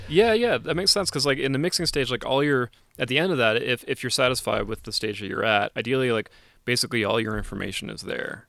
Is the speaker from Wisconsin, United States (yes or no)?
yes; Wisconsin, United States; moved away; also born or lived in Colorado; spent a mm-hmm. lot of time in Wisconsin